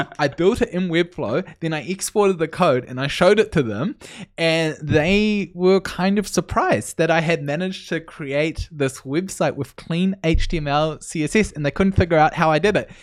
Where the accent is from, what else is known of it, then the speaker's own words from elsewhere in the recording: New Zealand; moved away as an adult; now in Canada; I'm originally from New Zealand, but I moved to Canada a little bit over a year ago.